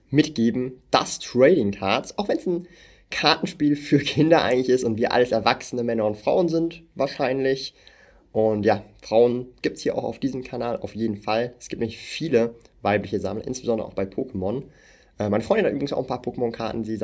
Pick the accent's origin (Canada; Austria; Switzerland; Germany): Switzerland; wenn wir in einen Coop oder ein Mikro gehen hier in der Schweiz, ja. Ich komme halt aus der Schweiz, darum, ich gebe euch ein Schweizer Beispiel.